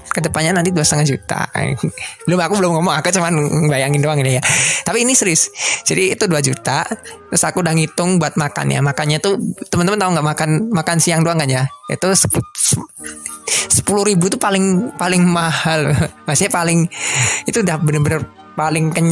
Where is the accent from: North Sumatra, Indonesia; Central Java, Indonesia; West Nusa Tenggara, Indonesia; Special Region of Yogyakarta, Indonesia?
Central Java, Indonesia; Solo; aku kan asli Solo juga kan ya. Terus kenapa aku pilih kerja di Solo?